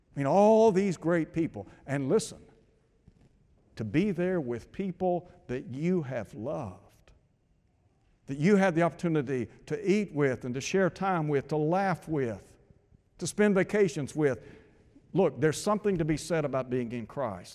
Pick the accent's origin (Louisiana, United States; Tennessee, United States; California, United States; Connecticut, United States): Tennessee, United States; Chattanooga; when I was a young fella growing up in Chattanooga